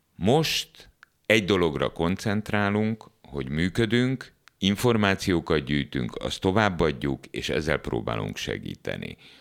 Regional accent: Hungary; Abban az országban, ahol én születtem, és ahol ma is vagyok

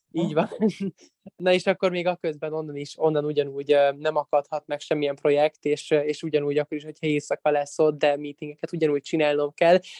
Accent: Budapest, Hungary; egy csodálatos német tanárom volt különben még alsóban itthon Magyarországon, a Fillér utcai általános iskolában.

